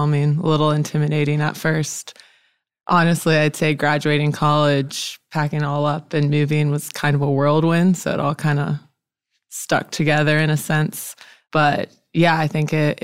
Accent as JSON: {"language": "English", "town": "Charlotte", "region": "North Carolina", "country": "United States", "tie": "born or raised there", "also_born_or_lived": "Sewanee, Tennessee", "moved": "as an adult", "lives_now": "Memphis, United States", "said": "I grew up in Charlotte, North Carolina"}